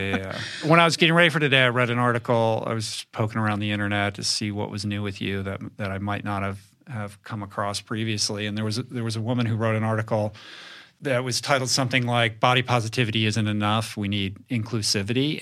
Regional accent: Bethesda, Maryland, United States; also born or lived in Grosse Pointe, Michigan; I grew up in Bethesda

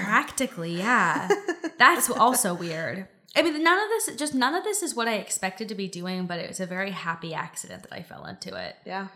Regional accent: Silicon Valley, California, United States; I grew up in Silicon Valley.

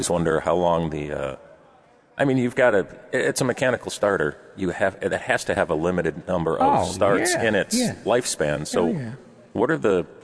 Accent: Michigan, Ohio, United States; moved away; Growing up in Ohio, in Michigan

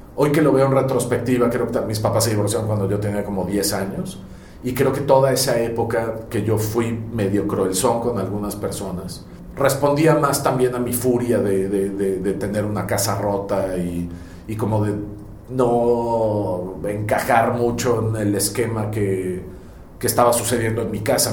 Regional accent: Mexico; Me asumo como, un, como una persona completamente bicultural, porque eh, no soy español 100%, eh, ni en mi forma de ser, de pensar, de actuar, etc. Y tampoco soy mexicano 100%

